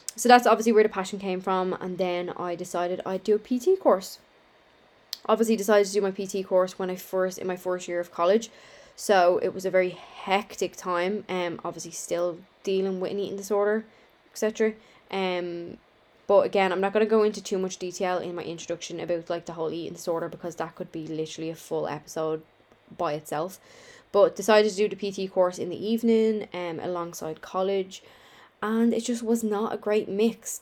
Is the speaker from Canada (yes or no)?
no; Dublin, Leinster, Ireland; I'm from Dublin, Ireland